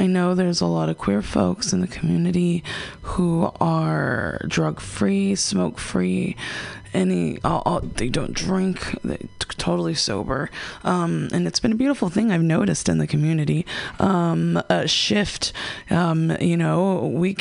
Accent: United States; growing up in America, we're raised with a bunch of sugar and empty carbs and McDonald's and soda.

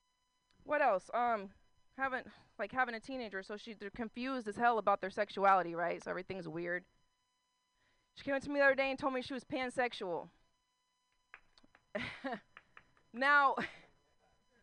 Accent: Concord, California, United States; Concord is that place where white people have Black Lives Matter posters outside their house and never had a black life in their house. But that's where I'm from

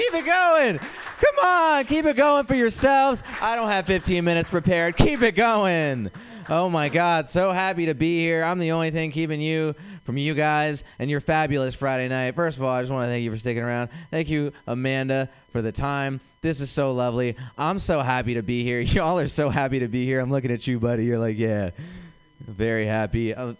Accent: India; Guys, I am an Indian comic, but don't worry.

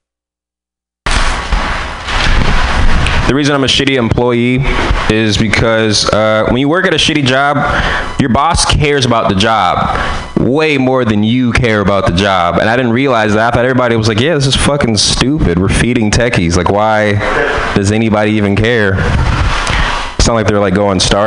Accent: San Francisco, California, United States; I'm from San Francisco

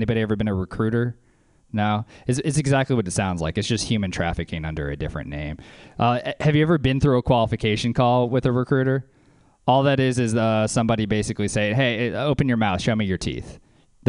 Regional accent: Louisiana, United States; So I'm from Louisiana.

